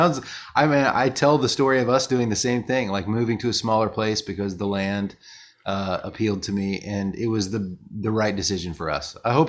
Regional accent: New Zealand; now in Nashville, United States; Like, I'm a Kiwi. I love England, and this is the one time of year that I'm not pining to go over there.

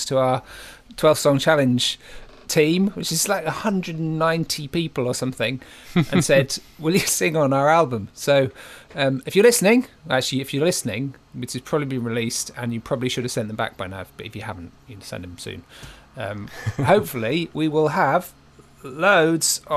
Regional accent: Great Yarmouth, East of England, United Kingdom; I grew up in Great Yarmouth

